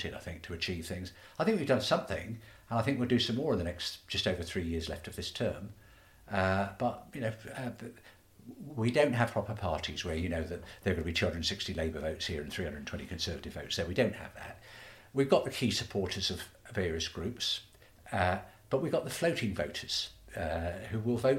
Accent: Stratford-upon-Avon, West Midlands, United Kingdom; I was born in Shottery, so I used to walk up and down Mansell Street and Mill Street nearly every day, go to the market, go into town

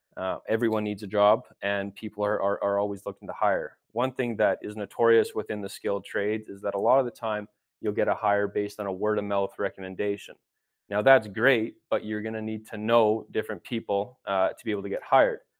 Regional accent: Edmonton, Alberta, Canada; I was born and raised here in Edmonton, Alberta

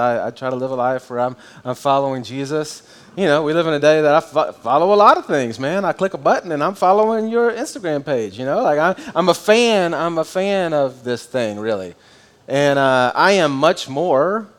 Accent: United States; I'm an American if I say I'm a Christian

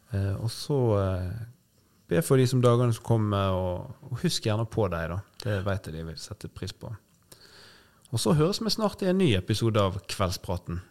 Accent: Nordhordland, Vestland, Norway; Nordhordland, der jeg er fra

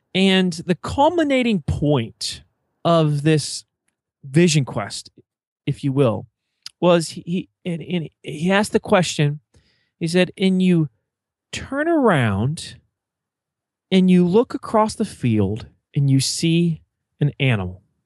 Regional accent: eastern Virginia, United States; accent: Southern twang; I'm from Virginia, and, uh, I would say it's, it's the eastern side of the state. I live right on the Chesapeake Bay, and it's a very rural town

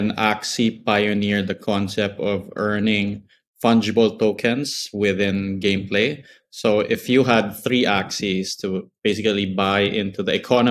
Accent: Philippines; I grew up in the Philippines

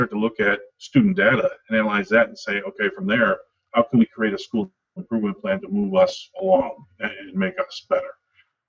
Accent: Wisconsin, United States; also born or lived in Northeast Illinois; I had the opportunity to move back to Wisconsin near my hometown

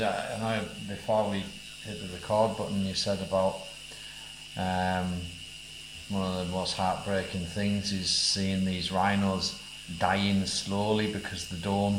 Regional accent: England, United Kingdom; We are from England.

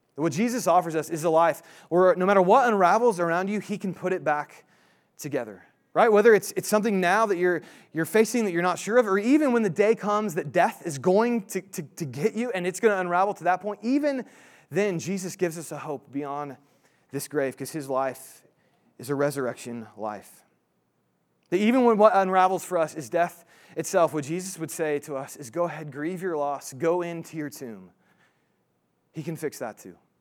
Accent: Indiana, United States; moved away; I'm from Indiana originally

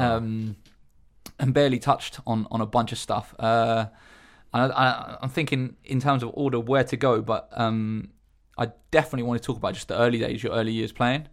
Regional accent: Eastbourne, South East England, United Kingdom; in Eastbourne growing up, um, we used to play on the seafront basketball courts

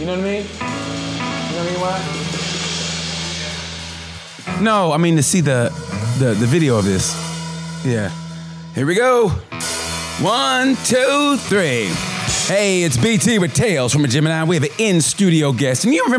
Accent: Oklahoma, United States; I grew up in Oklahoma, but it was like, you know, Baptist, you know, you mm-hmm. go to church on Sundays, Sunday morning.

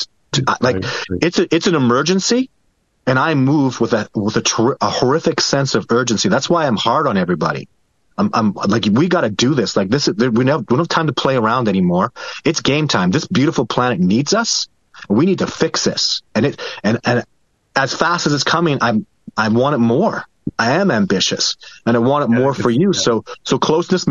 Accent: Canada; I'm Canadian

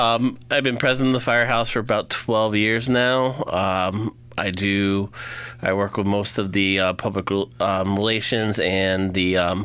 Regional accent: Willimantic, Connecticut, United States; been here my whole life, haven't left at all.

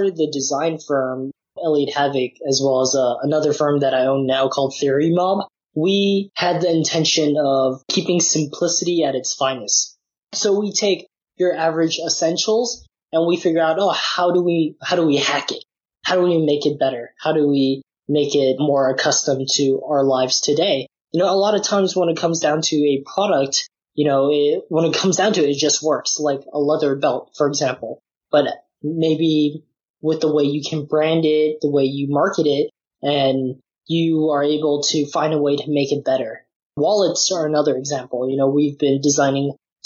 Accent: San Francisco, California, United States; also born or lived in Nottingham, United Kingdom; born and raised in San Francisco

